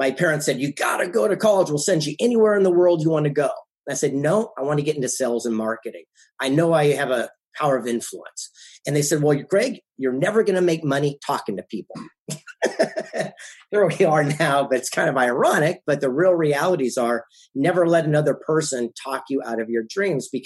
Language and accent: English; San Diego, California, United States; also born or lived in Del Mar, California / Carlsbad, California; The mean streets of San Diego, California, West Coast, down in Del Mar